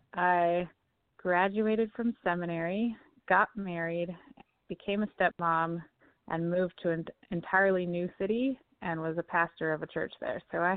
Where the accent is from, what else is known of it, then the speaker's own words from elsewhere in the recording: Seattle area, Washington, United States; moved away; also born or lived in Canada; I am from Seattle, and I grew up south of Seattle, maybe about 50 miles. So I'm definitely a Pacific Northwest girl. I've lived in other places around the U.S. and in Canada, but born and bred Seattle area.